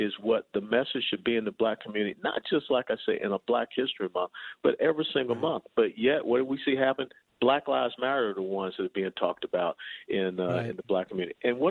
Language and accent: English; Atlanta, Georgia, United States; where I grew up in Atlanta, Sweet Auburn